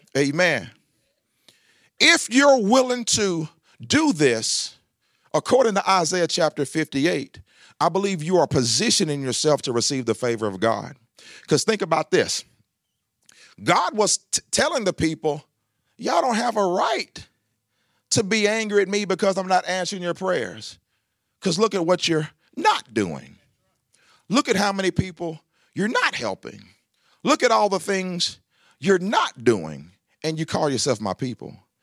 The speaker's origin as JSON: {"language": "English", "town": "Lebanon", "region": "Tennessee", "country": "United States", "tie": "born or raised there", "said": "I grew up here in Lebanon, Tennessee."}